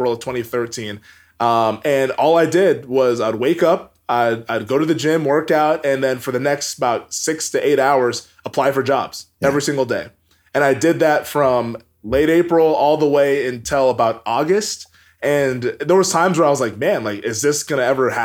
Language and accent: English; Everett, Washington, United States; moved away as an adult; also born or lived in Bend, Oregon; I grew up in Everett, Washington